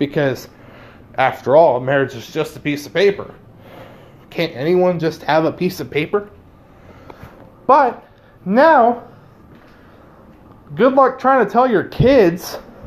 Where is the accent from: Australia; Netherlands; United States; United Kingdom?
United States; we as American Catholics